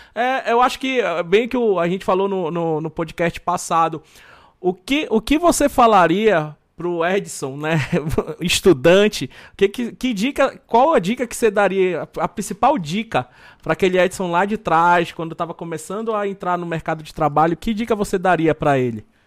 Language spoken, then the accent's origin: Portuguese; Belém, Pará, Brazil; sou lá de Belém